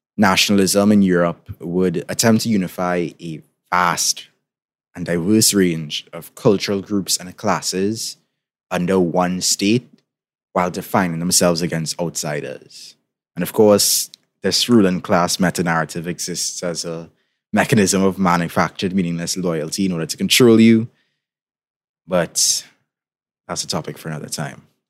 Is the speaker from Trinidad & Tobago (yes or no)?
yes; Trinidad & Tobago; in case you didn't tell by my accent, I'm from the Caribbean, particularly from Trinidad and Tobago.